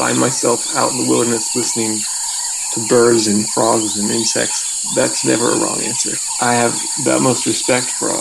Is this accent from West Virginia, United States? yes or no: no; Louisville, Kentucky, United States; moved away; also born or lived in Boston, Massachusetts; I grew up in Louisville, Kentucky